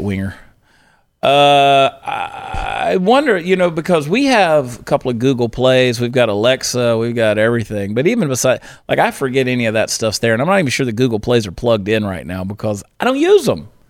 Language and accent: English; Georgia, United States; my hometown in Georgia